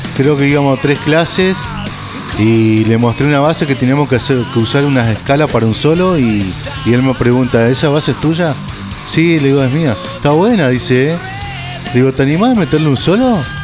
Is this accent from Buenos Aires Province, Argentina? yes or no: no; Río Gallegos, Santa Cruz, Argentina; yo soy un músico de Río Gallegos, de Santa Cruz.